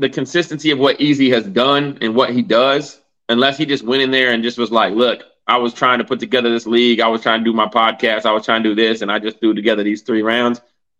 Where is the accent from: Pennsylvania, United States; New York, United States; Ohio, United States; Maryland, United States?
Pennsylvania, United States; Philadelphia; I'm from Philly.